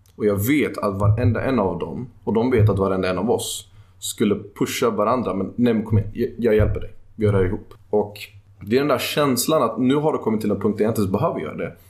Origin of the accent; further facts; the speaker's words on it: Sweden; also born or lived in Netherlands; jag är född i Holland, men jag är uppvuxen i Sverige.